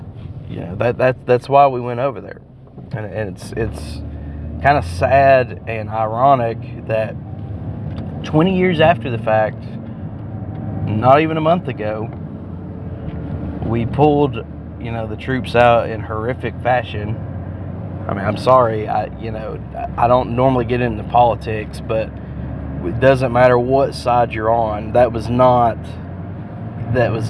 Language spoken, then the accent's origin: English; United States; We are American